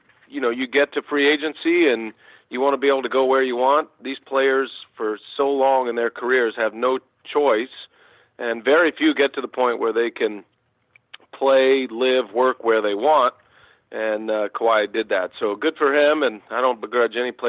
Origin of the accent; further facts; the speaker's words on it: Austin, Texas, United States; I was a big Texas Longhorns fan growing up in Austin, Texas